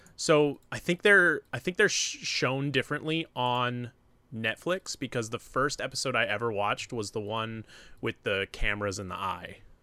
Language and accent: English; New Hampshire, United States; born or raised there; moved away